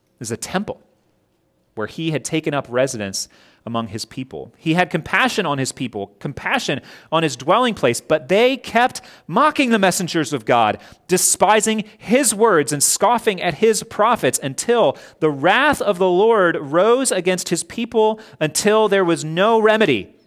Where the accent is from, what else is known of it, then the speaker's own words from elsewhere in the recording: Scott Depot, West Virginia, United States; I grew up in Scott Depot. We would drive to Cross Lanes, went to school there